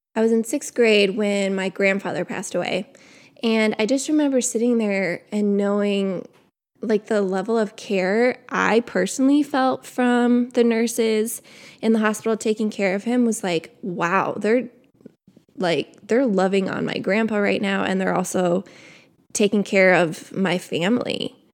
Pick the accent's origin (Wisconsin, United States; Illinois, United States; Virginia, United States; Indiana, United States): Wisconsin, United States; I grew up in Wisconsin.